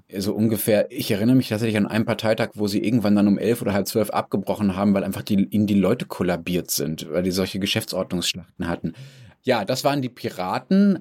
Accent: Germany; als Deutscher

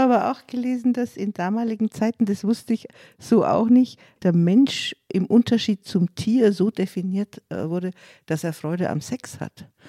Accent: Munich, Bavaria, Germany; als Bayerin, Südbayerin, geborene Münchnerin

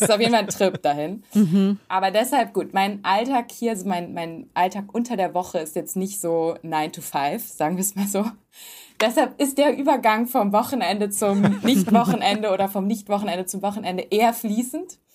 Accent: Hamburg, Germany; moved away as an adult; now in Los Angeles, United States; aus manchen Gegenden in Hamburg zum Beispiel, wo ich aufgewachsen bin

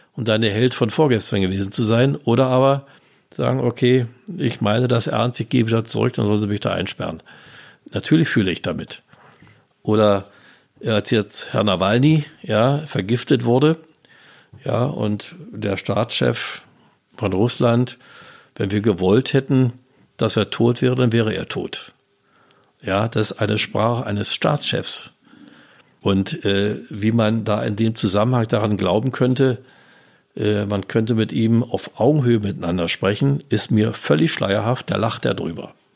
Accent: GDR, East Germany, Germany; wir in der DDR

